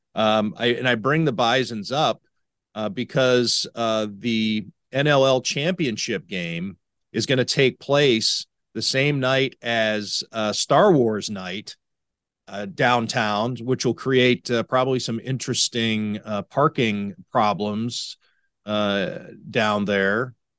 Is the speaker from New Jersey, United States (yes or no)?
no; Cleveland, Ohio, United States; now in Buffalo, United States; I'm from Cleveland.